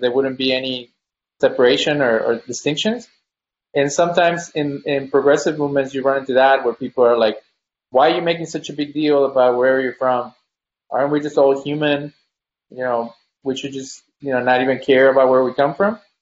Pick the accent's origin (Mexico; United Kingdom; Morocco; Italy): Mexico; now in United States; when you come from Mexico or any country, when you first get here, everybody's like, where are you from? Because of your accent